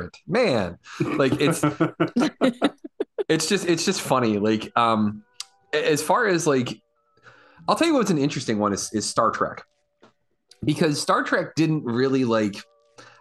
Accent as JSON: {"language": "English", "region": "East Coast", "country": "United States", "tie": "born or raised there", "said": "I grew up here on the East Coast"}